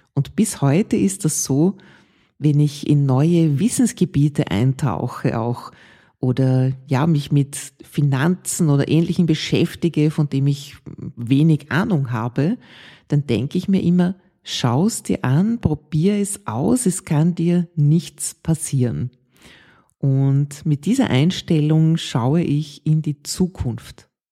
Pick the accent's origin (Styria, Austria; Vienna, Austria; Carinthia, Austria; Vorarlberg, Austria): Vienna, Austria; in Ottergring, wo ich aufgewachsen bin